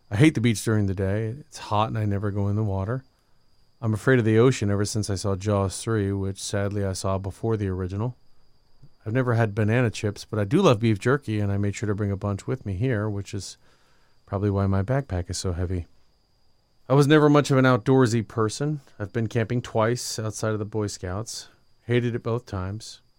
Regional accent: Livermore, California, United States; I'm from Livermore, which is located outside of San Francisco. I lived there my whole life. Love the West Coast.

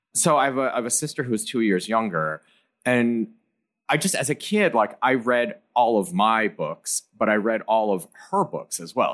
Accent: Ann Arbor, Michigan, United States; I grew up in Ann Arbor, Michigan, which is like a, a university town

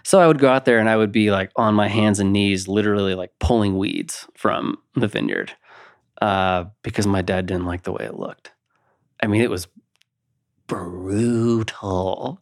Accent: Napa, California, United States; now in Colorado, United States; I, I grew up in Napa, California, which is, I mean, it's a little agriculture town

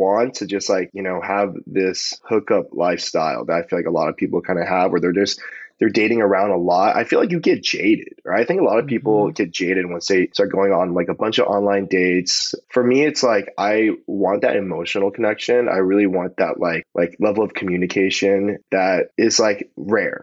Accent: Palos Verdes, California, United States; we grew up in the same hometown, you know, like we're both from Palos Verdes.

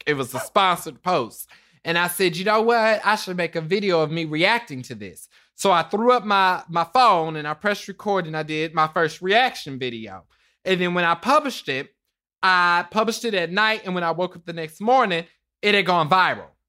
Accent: Kansas City, Kansas, United States; I'm from Kansas City, Kansas, Wanda County

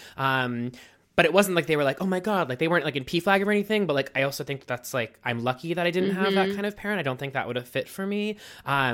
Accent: Mount Lebanon, Pennsylvania, United States; moved away as an adult; now in New York, United States; I grew up in Pittsburgh, Pennsylvania, in a suburb about 8 miles south of Pittsburgh called Mount Lebanon

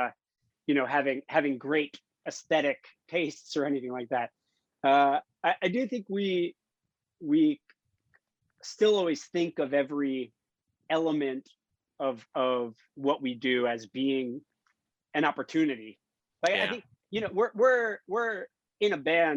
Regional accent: Miami, Florida, United States; moved away as an adult; also born or lived in Gainesville, Florida / California; I grew up in Miami

